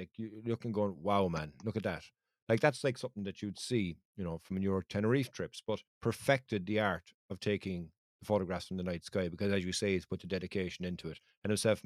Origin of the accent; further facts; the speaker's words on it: Cork, Munster, Ireland; I'm from Cork